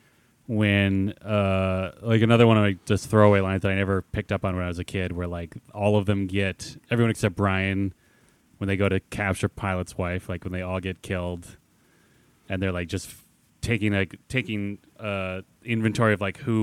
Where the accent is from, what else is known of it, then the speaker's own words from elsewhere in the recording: United States; as Americans